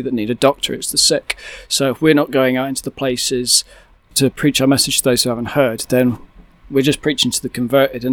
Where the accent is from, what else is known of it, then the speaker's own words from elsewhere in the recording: United Kingdom; I'm from the UK